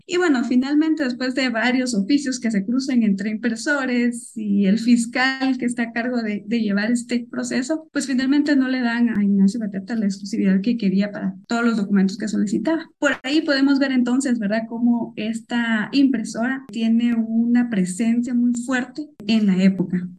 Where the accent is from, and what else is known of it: Guatemala